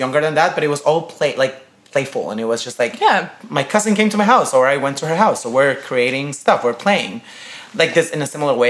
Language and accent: English; Guayaquil, Guayas, Ecuador; now in New York, United States; I am from Guayaquil, Ecuador. I'm Latino. I'm Ecuadorian. I'm 25 years old right now.